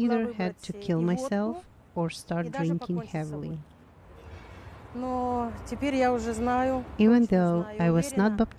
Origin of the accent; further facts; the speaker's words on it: Kyiv, Ukraine; I was born here in Kiev